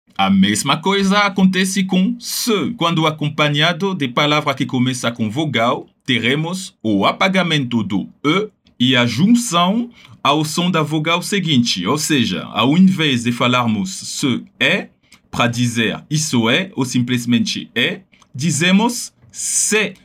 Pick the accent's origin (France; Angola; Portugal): France; Paris, Île-de-France; eu venho de Paris, que por sinal é meu caso